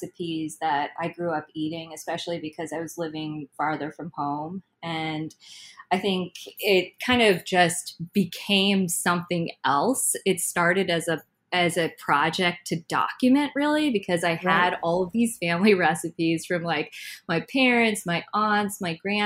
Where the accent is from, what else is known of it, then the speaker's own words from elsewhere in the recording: New Jersey, United States; now in Brooklyn, United States; I was born and brought up in Jersey